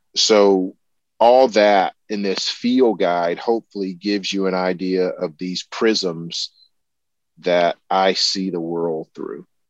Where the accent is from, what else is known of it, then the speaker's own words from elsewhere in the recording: the American South, United States; as a Southerner